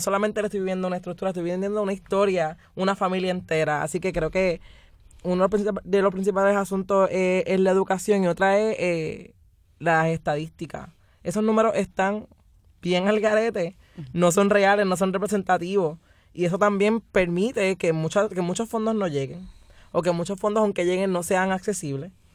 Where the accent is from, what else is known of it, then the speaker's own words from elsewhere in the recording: Puerto Rico; todos somos puertorriqueños